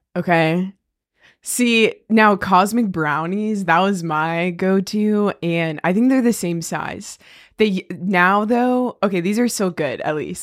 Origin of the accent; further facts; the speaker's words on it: Weddington, North Carolina, United States; we are both from Weddington, which is a small town outside of Charlotte, and I guess we were in elementary school together